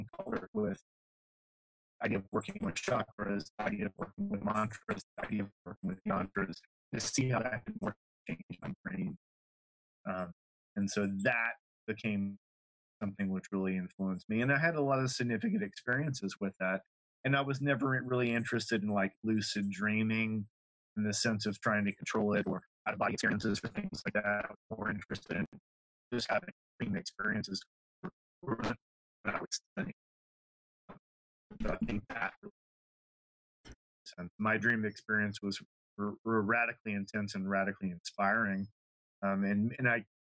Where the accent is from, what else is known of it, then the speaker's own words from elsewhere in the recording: Lafayette, Louisiana, United States; growing up in Louisiana, particularly Lafayette, there was a heavily French influence.